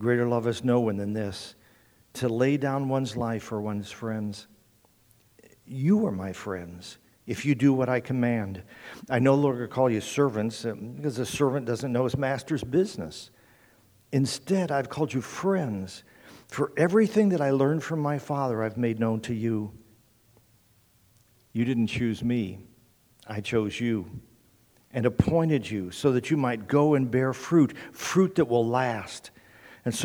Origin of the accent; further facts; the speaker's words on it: Indiana, United States; I'm a Hoosier. I grew up in Indiana